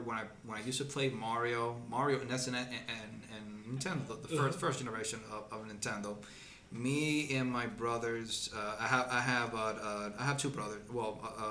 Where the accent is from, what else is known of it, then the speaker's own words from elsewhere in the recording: Dominican Republic; moved away; also born or lived in United States; I was born in the United States, but got raised in the Dominican Republic.